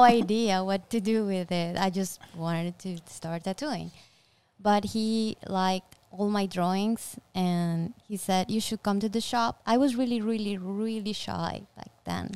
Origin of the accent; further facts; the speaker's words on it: Colombia; I'm from Colombia